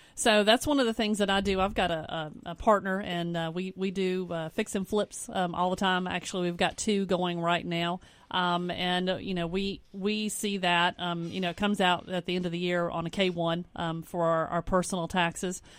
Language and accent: English; Spartanburg, South Carolina, United States; now in West Columbia, United States; I'm from a small town. I'm from Spartanburg